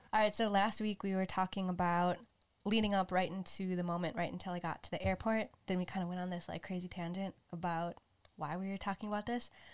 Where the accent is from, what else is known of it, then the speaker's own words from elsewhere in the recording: United States; I was raised in the United States